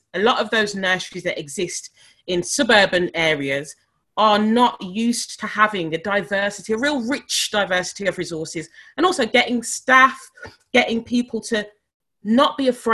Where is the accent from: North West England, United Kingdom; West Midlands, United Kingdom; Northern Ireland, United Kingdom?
West Midlands, United Kingdom; Birmingham; I was born in Selly Oak in Birmingham